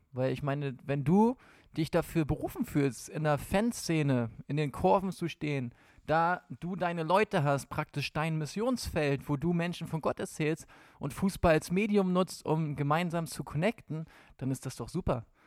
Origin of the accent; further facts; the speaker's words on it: Hamburg area, Schleswig-Holstein, Germany; Ich komme aus Hamburg, aus der Hamburger Gegend, da, eigentlich aus Schleswig-Holstein.